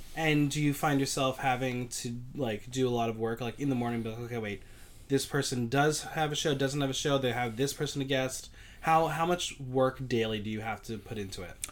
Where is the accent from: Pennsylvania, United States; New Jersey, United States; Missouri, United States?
New Jersey, United States; I'm from New Jersey